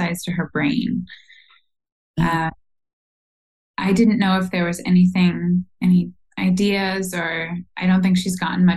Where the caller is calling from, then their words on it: San Francisco, California, United States; I am calling from San Francisco